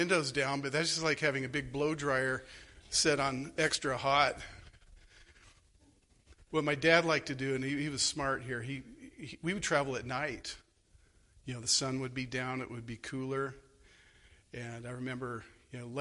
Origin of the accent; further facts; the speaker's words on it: Phoenix, Arizona, United States; moved away; I grew up in Arizona